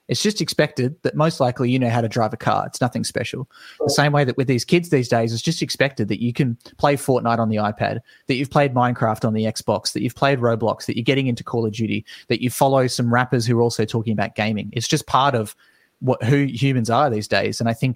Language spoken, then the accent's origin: English; Australia; As an Australian, it's impossible.